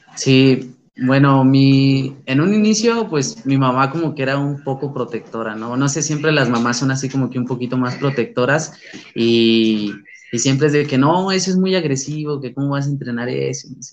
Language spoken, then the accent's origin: Spanish; San Luis Potosí, Mexico; soy originario de San Luis Potosí, la capital